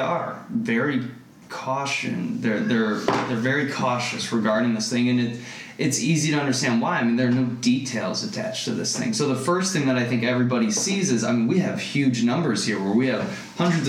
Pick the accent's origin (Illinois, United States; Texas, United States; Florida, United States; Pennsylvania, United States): Illinois, United States; Rockford; moved away as an adult; now in Arizona, United States; I grew up in Rockford, Illinois, which is kind of like your classic like Rust Belt town